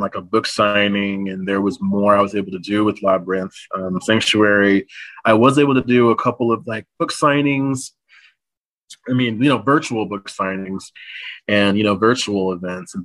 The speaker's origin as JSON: {"language": "English", "town": "San Antonio", "region": "Texas", "country": "United States", "tie": "born or raised there", "said": "my hometown of San Antonio"}